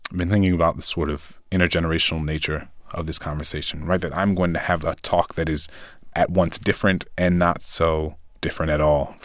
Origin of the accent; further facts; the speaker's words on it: New Orleans, Louisiana, United States; I grew up in New Orleans.